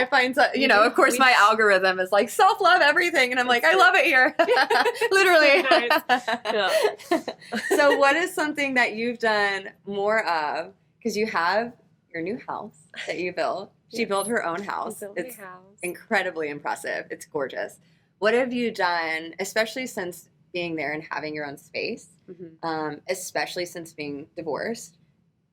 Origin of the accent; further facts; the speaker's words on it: the South, United States; We grew up in the South